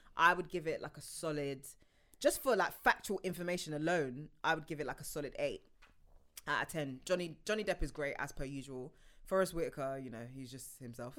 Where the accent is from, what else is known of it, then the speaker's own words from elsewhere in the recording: United Kingdom; as a Brit